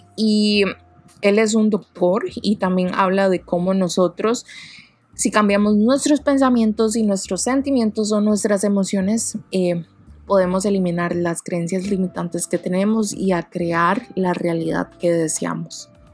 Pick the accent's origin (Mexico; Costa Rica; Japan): Costa Rica; Yo soy de Costa Rica